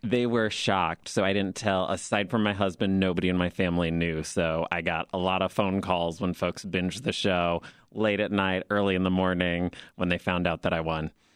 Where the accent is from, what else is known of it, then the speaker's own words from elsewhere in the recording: Fort Wayne, Indiana, United States; moved away as an adult; now in Chicago, United States; I'm originally from Fort Wayne, Indiana, but have lived in Chicago for about twelve years now.